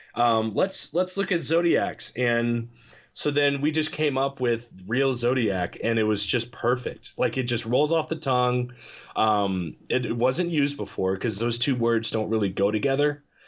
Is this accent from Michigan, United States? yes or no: no; Illinois, United States; moved away as an adult; also born or lived in Kentucky; now in Cape Girardeau, United States; I'm from Illinois